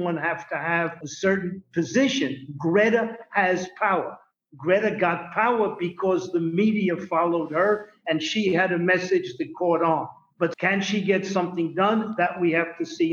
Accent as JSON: {"language": "English", "town": "New York City", "region": "New York", "country": "United States", "said": "I'm from the Bronx"}